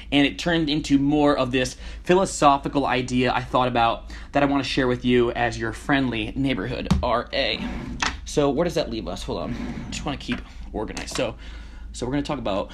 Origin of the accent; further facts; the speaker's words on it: Connecticut, United States; moved away as an adult; Connecticut, my hometown